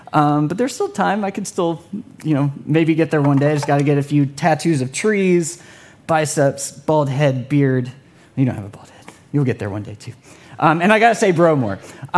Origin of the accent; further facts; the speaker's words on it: California, United States; Like, we started here, and now we're saying bro, and we're from California.